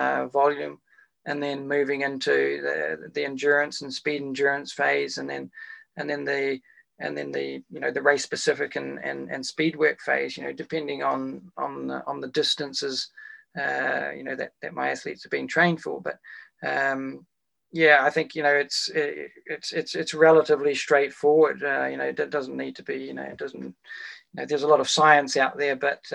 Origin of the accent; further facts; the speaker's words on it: Wellington, New Zealand; my hometown of Wellington